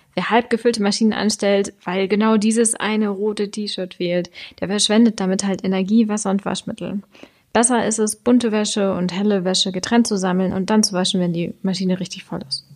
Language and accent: German; Germany; bei uns in Deutschland